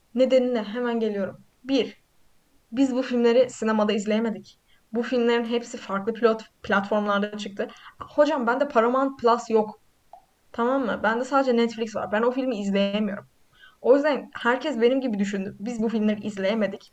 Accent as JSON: {"language": "Turkish", "region": "Black Sea Region", "country": "Turkey"}